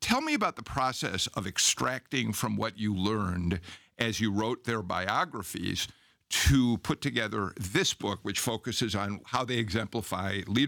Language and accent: English; Chicago, Illinois, United States; now in Georgia, United States; I mean, I'm a Chicagoan, but I've been in Georgia for 35 years.